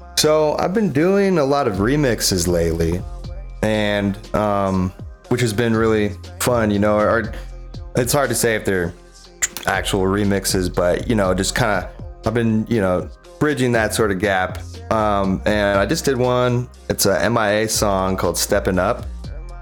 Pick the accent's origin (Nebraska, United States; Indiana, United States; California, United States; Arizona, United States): California, United States; Bay Area, Northern; moved away as an adult; now in Maui, United States; growing up in the Bay Area